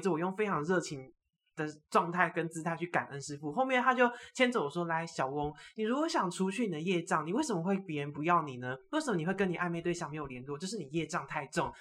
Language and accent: Chinese; Taiwan; 我们台湾这边的省我都拜过一轮